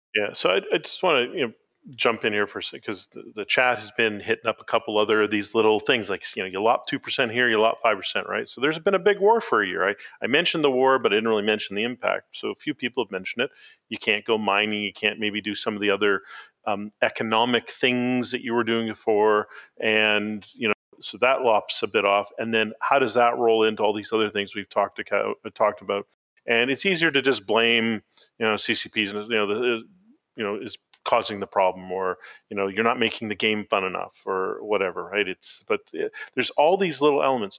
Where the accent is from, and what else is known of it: Canada